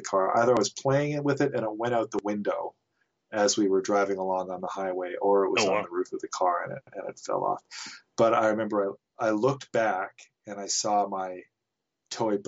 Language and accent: English; Nelson, British Columbia, Canada; I grew up in Nelson